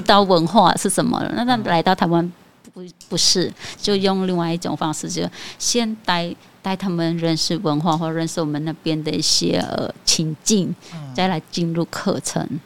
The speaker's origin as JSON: {"language": "Chinese", "country": "Cambodia", "first_language": "Khmer", "second_language": "Chinese", "moved": "as an adult", "lives_now": "Taiwan", "said": "我们柬埔寨在台湾算是稀少的"}